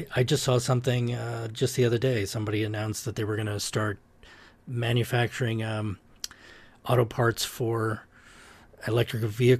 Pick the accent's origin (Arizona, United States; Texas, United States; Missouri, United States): Arizona, United States; Scottsdale; So I grew up in Scottsdale.